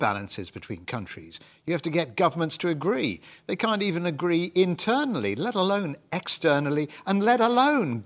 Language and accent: English; United Kingdom; We're both British.